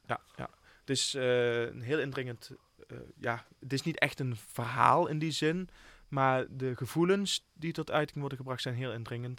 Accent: Limburg, Netherlands; Ik ben een Limburger. Ik voel me hier helemaal thuis.

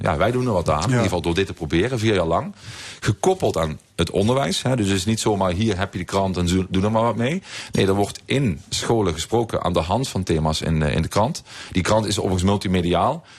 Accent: Heerlen, Limburg, Netherlands; in mijn eigen zes wegen waar ik ben opgegroeid

